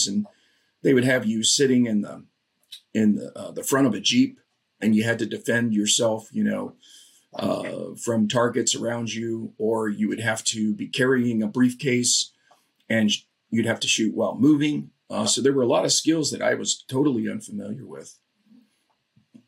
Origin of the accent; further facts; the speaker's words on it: Florida, United States; I grew up in Florida.